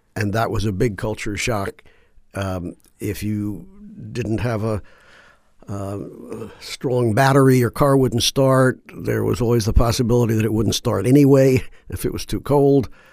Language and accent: English; Washington, District of Columbia, United States; moved away; also born or lived in Baltimore; I grew up in Washington, D C